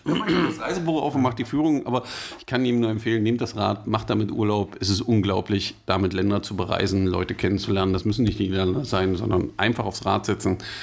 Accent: Germany; wir als Deutsche

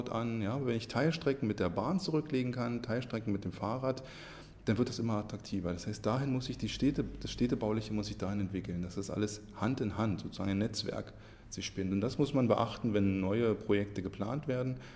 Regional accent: Oranienburg, Brandenburg, Germany; also born or lived in Berlin; also ich bin in Berlin geboren, in Oranienburg aufgewachsen, das heißt, ich kenne Berlin

